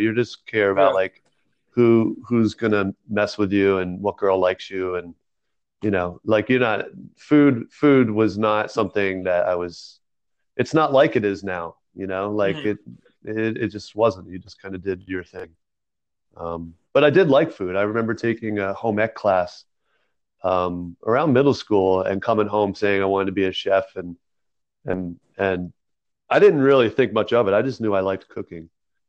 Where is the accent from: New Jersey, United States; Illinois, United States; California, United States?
New Jersey, United States; Originally from New Jersey. I did have a decent amount of moving around during my childhood, especially like middle school age.